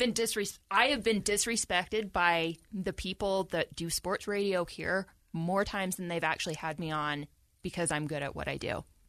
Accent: Salt Lake City, Utah, United States; I'm from Salt Lake

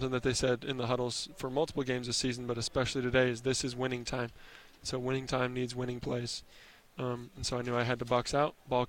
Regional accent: Nyssa, Oregon, United States; born there

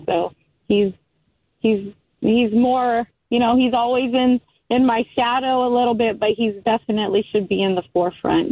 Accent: United States; I'm Native American also, grew up on the Fort Mojave Indian Reservation

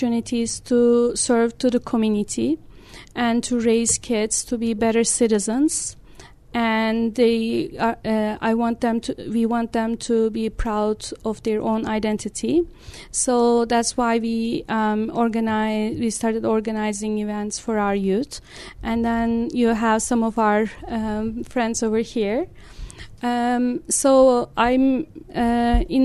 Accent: Turkey; moved away as an adult; now in Utah, United States; I was born in Turkey, and I grew up there

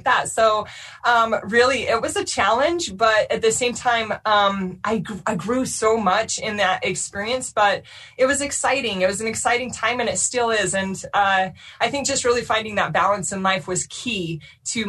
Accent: Orem, Utah, United States; I grew up in Orem, Utah

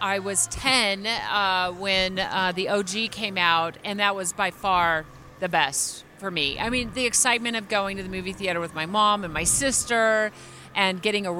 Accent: Phoenix, Arizona, United States; now in Salt Lake City, United States; growing up in Phoenix

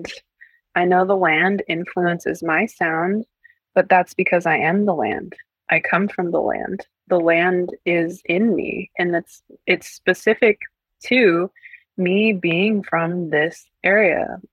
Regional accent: Swinomish Indian tribal community, Northwest Washington State, United States; I come from the Swinomish Indian tribal community in Coast Salish Territory, Northwest Washington State

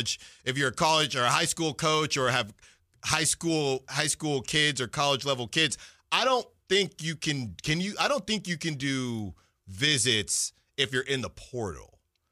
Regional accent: Virginia, United States; born there; I was born in Virginia, actually, so maybe that's part of it.

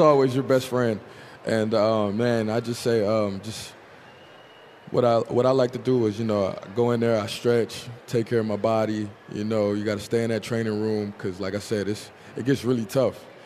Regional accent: Tulsa, Oklahoma, United States; moved away; Tulsa, we got all four seasons

